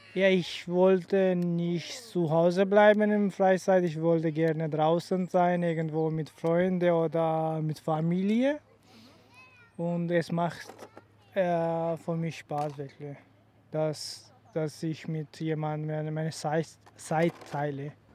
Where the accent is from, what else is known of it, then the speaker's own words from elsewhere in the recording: Sialkot, Punjab, Pakistan; German is a second language; moved away; in Sialkot